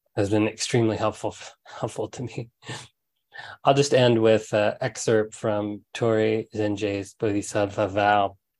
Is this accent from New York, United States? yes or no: no; Huntsville, Alabama, United States; when I was a kid, um, I grew up in Huntsville, Alabama